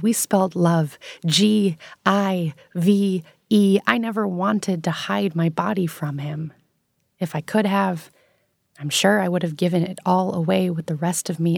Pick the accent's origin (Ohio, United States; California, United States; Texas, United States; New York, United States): New York, United States; New York City; I grew up in New York City